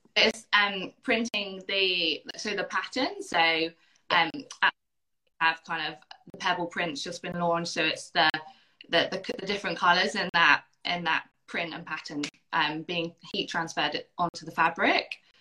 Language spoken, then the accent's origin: English; United Kingdom; moved away as an adult; now in Perth, Australia; I grew up on an island close to the sea